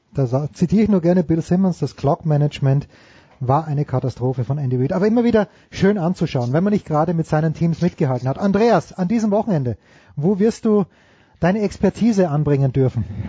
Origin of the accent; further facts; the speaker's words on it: Austria; wir als Österreicher